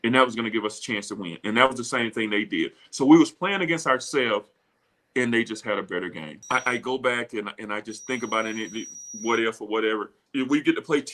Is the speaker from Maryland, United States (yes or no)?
no; Beaumont, Mississippi, United States; I come from Beaumont, Mississippi